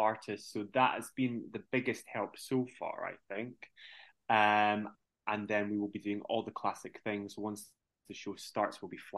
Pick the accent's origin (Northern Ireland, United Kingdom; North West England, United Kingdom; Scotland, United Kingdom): Northern Ireland, United Kingdom; Belfast; I am 6 feet 6 inches tall, and I am originally from Belfast.